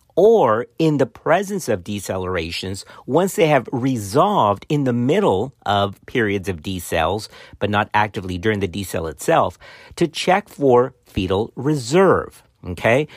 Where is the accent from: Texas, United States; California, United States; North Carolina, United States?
Texas, United States; accent: Texan; my Texan accent in the middle of my Hispanic background